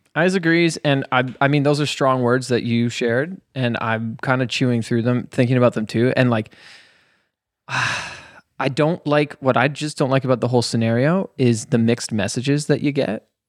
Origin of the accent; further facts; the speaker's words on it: Ontario, Canada; now in Franklin, United States; growing up in Ontario, Canada, to go to the big city was Toronto